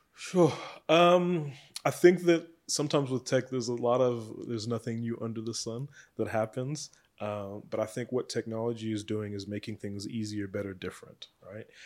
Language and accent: English; South Africa; as South African entrepreneurs